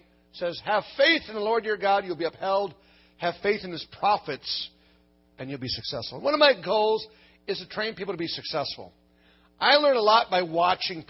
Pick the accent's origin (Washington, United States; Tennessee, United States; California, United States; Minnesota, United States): Minnesota, United States; I'm from Minnesota, the land of the frozen chosen